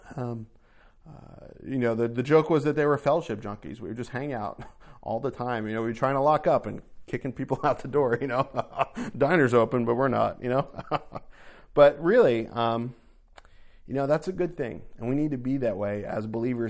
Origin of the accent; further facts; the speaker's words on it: New Jersey, United States; moved away as an adult; also born or lived in New York; I grew up in North Jersey